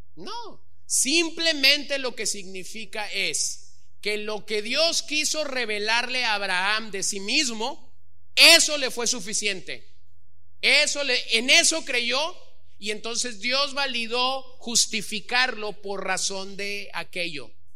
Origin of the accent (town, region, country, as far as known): Los Mochis, Sinaloa, Mexico; born or raised there